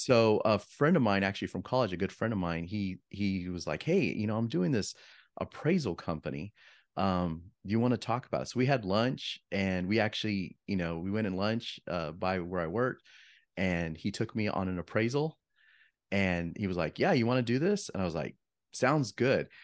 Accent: Yuma, Arizona, United States; moved away as an adult; also born or lived in Flagstaff, Arizona; now in Phoenix, United States; I'm a Arizona native. So, I grew up in Yuma, Arizona

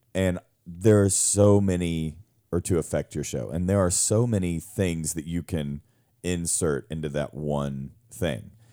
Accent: Louisiana, United States; me growing up in Louisiana

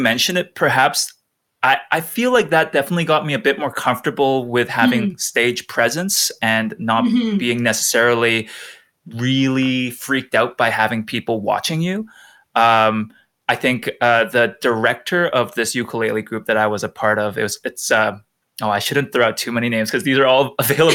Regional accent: Langley, British Columbia, Canada; there's this pretty crazy ukulele scene in Langley, which is my hometown

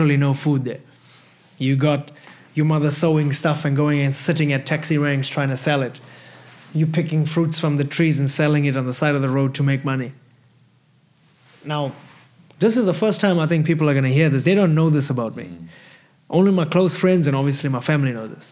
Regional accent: South Africa; growing up in South Africa was hard.

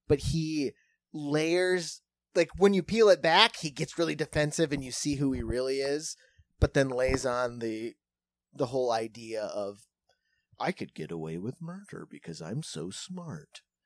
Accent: South Dakota, United States; we're from South Dakota

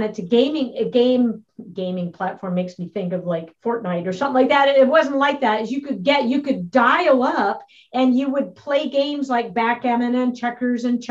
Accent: Battle Creek, Michigan, United States; moved away as an adult; also born or lived in Minneapolis; the small town in Michigan, Battle Creek, Michigan, where I grew up

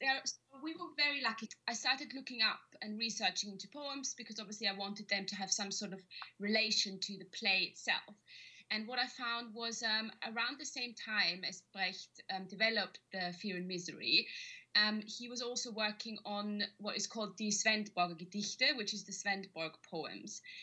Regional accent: Vienna, Austria; moved away as an adult; now in London, United Kingdom; I'm Austrian, so I'm originally from Vienna

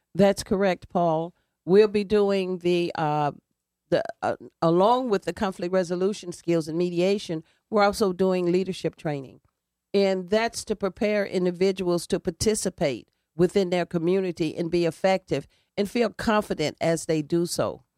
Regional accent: Alabama, United States; also born or lived in Indiana; now in New Haven, United States; I grew up in the segregated South, and I grew up basically around, uh, black people in a black community.

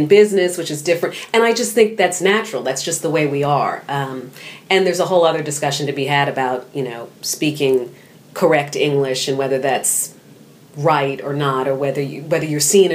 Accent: New York City, New York, United States; Born and raised in New York City. I grew up on the Upper West Side

